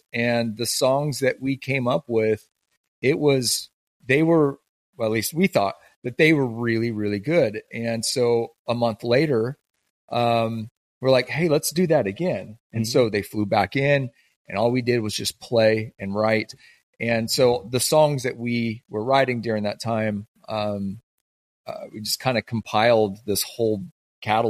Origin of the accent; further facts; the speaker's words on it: the Northwest, Pacific Northwest, United States; growing up in the Northwest